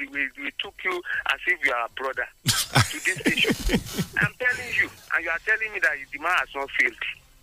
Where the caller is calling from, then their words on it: Abeokuta, Ogun State, Nigeria; from Abeokuta.